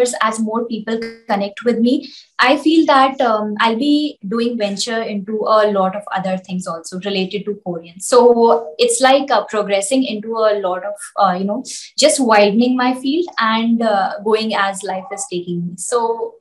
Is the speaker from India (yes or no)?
yes; India; as an Indian, I can teach very easily in Hindi